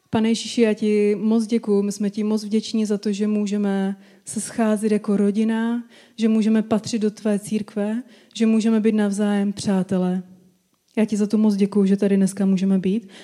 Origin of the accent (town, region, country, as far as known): Czechia